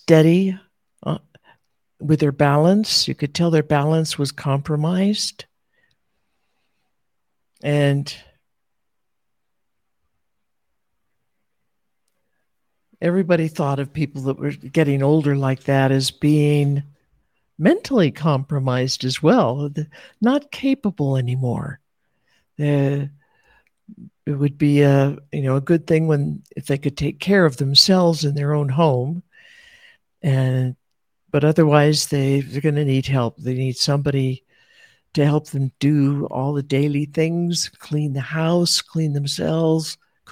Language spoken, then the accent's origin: English; United States; elders with white hair that I grew up with in America